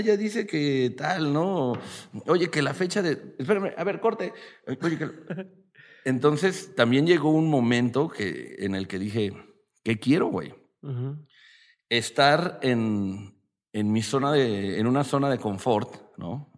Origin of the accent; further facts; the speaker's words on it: Mexico City, Mexico; also born or lived in Ixtapaluca, State of Mexico; ya vivíamos en Cabeza de Juárez. Y luego nos fuimos a vivir más al pinche estado